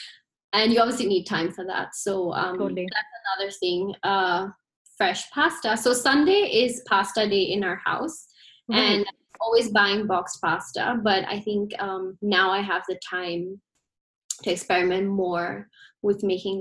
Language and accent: English; Ghana; moved away; being an Indian and being from Ghana